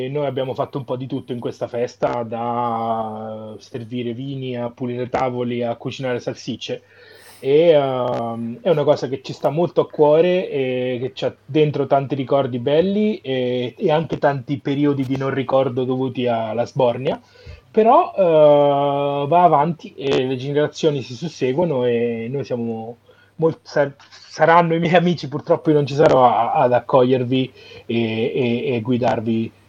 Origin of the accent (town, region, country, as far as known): Montefalcone Appennino, Marche, Italy; born or raised there